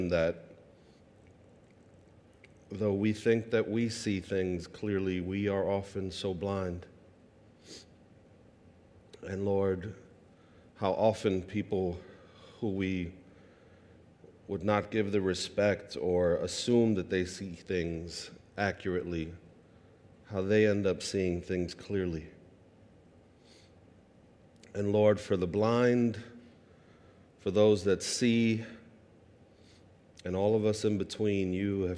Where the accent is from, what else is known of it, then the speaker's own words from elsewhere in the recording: New York City, New York, United States; I grew up in Sunset Park, Brooklyn, on 47th Street and 4th Avenue